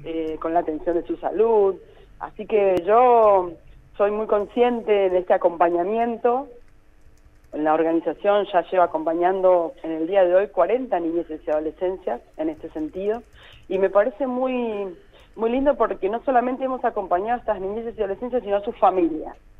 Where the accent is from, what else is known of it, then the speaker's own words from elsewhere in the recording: Mar del Plata, Buenos Aires Province, Argentina; también soy una ciudadana de Mar del Plata